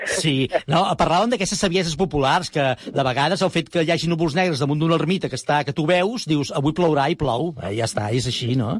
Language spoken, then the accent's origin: Catalan; Sant Boi de Llobregat, Catalonia, Spain; jo sóc de Sant Boi